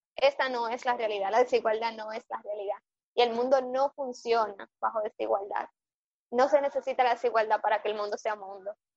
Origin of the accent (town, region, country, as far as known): Dominican Republic